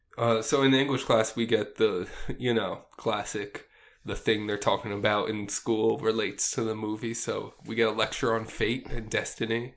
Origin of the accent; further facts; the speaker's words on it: Cherry Hill, New Jersey, United States; where I grew up in Cherry Hill, one of the surrounding towns is Haddonfield, New Jersey.